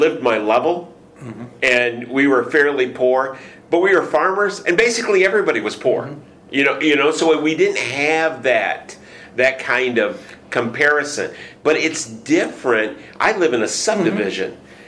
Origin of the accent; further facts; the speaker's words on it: Michigan, United States; moved away as an adult; I came from Michigan